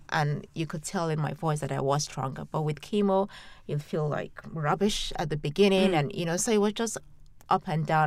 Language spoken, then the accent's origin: English; Nigeria; now in London, United Kingdom; a Nigerian growing up in Nigeria